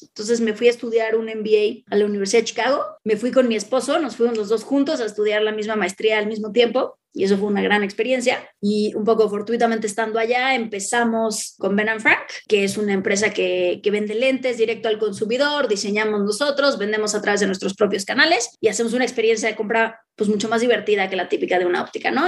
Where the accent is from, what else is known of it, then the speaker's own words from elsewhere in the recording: Mexico; yo me regresé a México porque creía en, en mi país